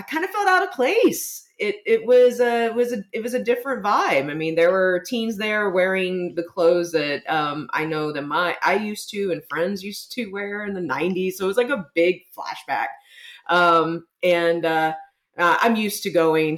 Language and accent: English; San Antonio, Texas, United States; here in my hometown of San Antonio